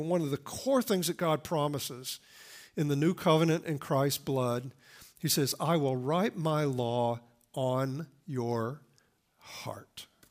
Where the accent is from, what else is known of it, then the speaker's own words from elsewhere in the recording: the Bible Belt, United States; I grew up in the Bible Belt, I mean, right in the buckle of the Bible Belt